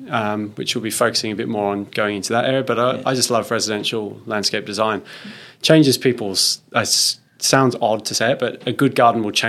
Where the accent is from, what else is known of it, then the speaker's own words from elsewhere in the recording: Australia; oh, we're, we're from Australia. We're building a garden at the Chelsea Flower Show.